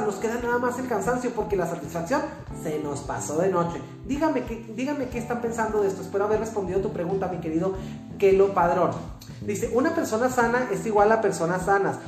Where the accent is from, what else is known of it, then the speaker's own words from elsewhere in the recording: Mexico; los mexicanos también somos norteamericanos